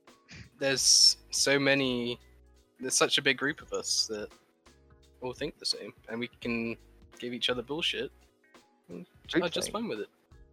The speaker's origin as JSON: {"language": "English", "country": "United Kingdom", "said": "We're British."}